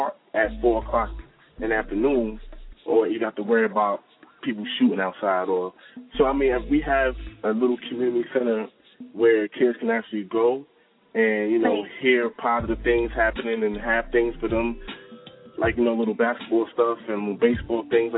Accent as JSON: {"language": "English", "town": "Mount Vernon", "region": "New York", "country": "United States", "tie": "born or raised there", "said": "growing up in Mount Vernon"}